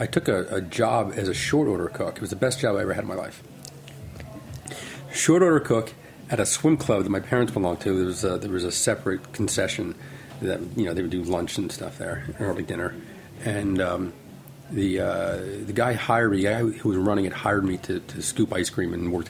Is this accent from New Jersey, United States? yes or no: yes; New Jersey, United States; growing up in New Jersey, New York, even though I grew up 20 minutes outside of New Jersey, 20 minutes outside, New York